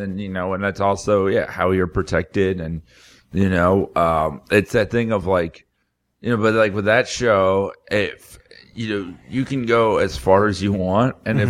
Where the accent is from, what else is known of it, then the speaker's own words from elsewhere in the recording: South Florida, United States; I grew up in South Florida